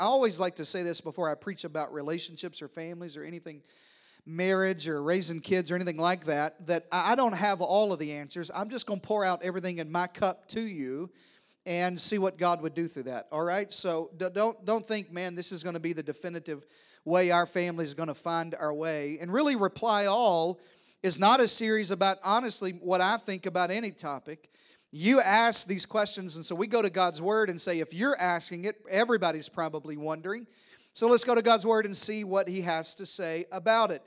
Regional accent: the South, United States; I'm from the South

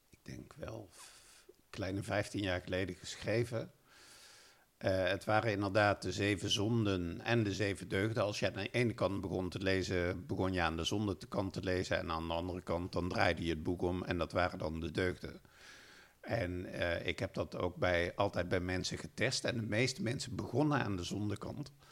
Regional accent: Limburg, Netherlands; nou ja, ik ben opgegroeid in Limburg als eh, eh, braaf katholiek jongetje en ging elke zondag met mijn ouders naar de kerk.

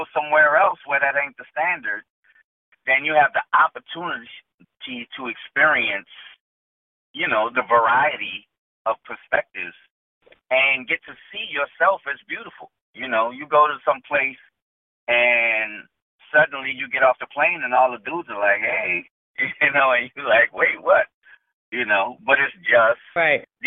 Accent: New Orleans, Louisiana, United States; I grew up in New Orleans

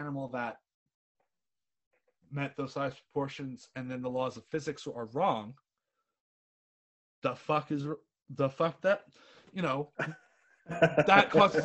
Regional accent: United States; accent: American; I sit here as an American patriot, despite my outrageous American accent, because I'm also British at the same time

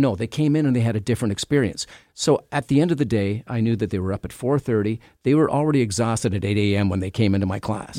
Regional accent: Canada; I'm from Canada.

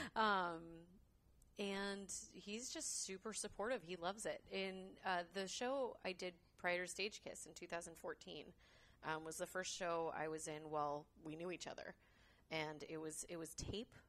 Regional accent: Concord, California, United States; I was born and raised in Concord.

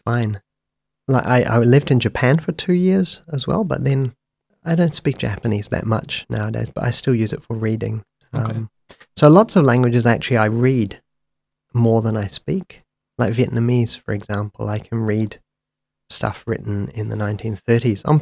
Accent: Wairakei, Waikato, New Zealand; now in Wellington, New Zealand; I grew up in Wairake, a small village to the north of Taupo in the 1980s

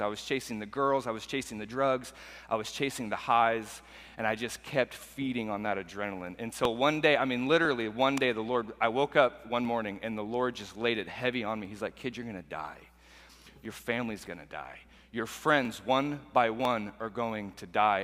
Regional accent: Portland, Oregon, United States; growing up in Portland, Oregon

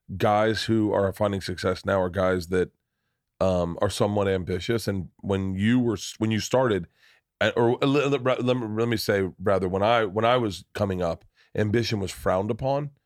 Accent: Florida, United States; we both grew up in the South

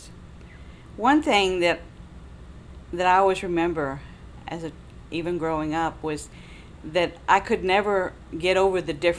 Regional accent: Austin, Texas, United States; I was born and raised in East Austin

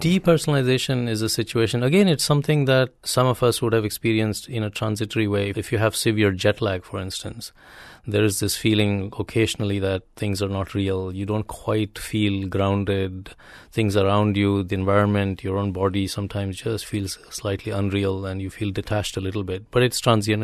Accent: India; moved away; having grown up in India

